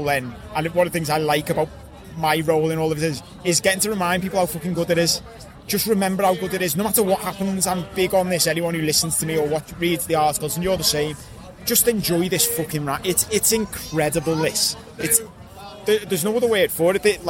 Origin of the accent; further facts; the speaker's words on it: Liverpool, North West England, United Kingdom; didn't expect it to be this sunny back in Liverpool when I came back